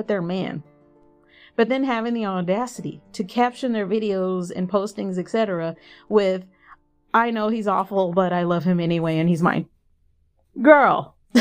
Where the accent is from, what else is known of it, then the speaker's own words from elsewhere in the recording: Texas, United States; I grew up in Texas, so the Mexican population is massive here